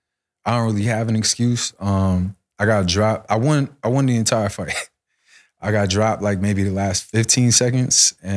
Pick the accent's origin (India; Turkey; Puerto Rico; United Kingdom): Puerto Rico; Rio Piedras; born there; I don't speak Spanish at all. I was born in Puerto Rico. I was born in Rio Piedra.